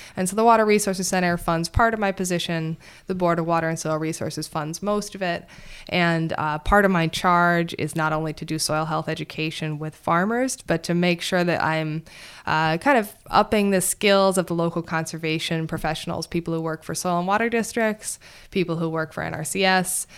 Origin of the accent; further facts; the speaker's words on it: Montana, United States; moved away as an adult; also born or lived in Madison, Wisconsin; I grew up back in Montana